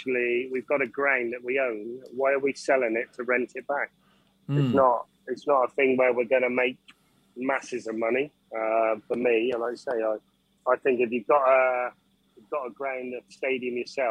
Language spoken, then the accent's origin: English; Yeovil, South West England, United Kingdom; We are from Yeovil.